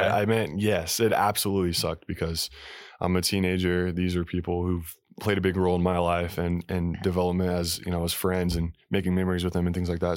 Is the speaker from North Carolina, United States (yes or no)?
no; Salt Lake City, Utah, United States; I was born in Salt Lake City, Utah, Mormon, capital of the world